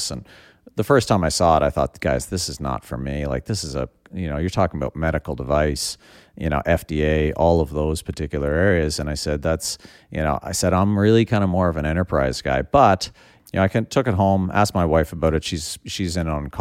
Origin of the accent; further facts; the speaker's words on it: Prince Edward Island, Canada; Born and raised on Prince Edward Island